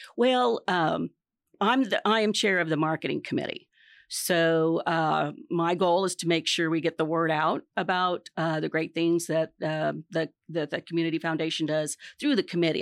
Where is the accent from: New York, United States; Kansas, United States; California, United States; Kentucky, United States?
Kansas, United States; Hope; moved away as an adult; I grew up in Hope, Kansas on a dairy and wheat farm.